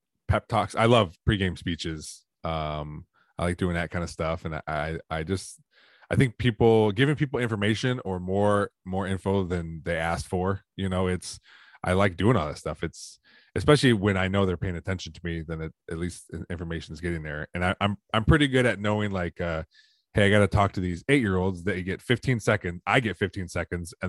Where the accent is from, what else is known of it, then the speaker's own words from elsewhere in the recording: Perrysburg, Ohio, United States; being a kid growing up in Perrysburg, which is predominantly white. And then now coaching here and raising my kids in the city, in the same city.